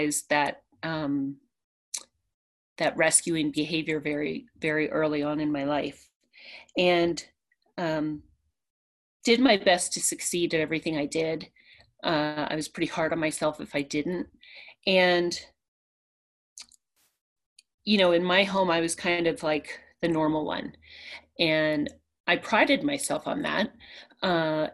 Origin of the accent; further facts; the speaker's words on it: a small town outside of Orlando, Florida, United States; also born or lived in Pennsylvania; I grew up in a small town outside of Orlando